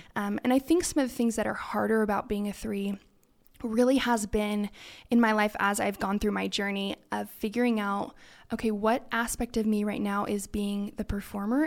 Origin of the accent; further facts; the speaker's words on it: California, United States; moved away as an adult; now in Idaho, United States; I am originally from California, so born and raised